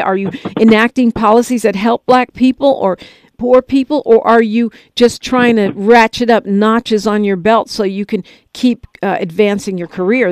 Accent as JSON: {"language": "English", "area": "Bay Area", "region": "California", "country": "United States", "said": "I'm from the Bay Area."}